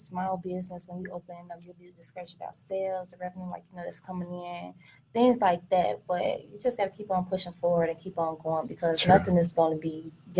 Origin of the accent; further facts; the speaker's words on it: Chicago, Illinois, United States; I'm from Chicago.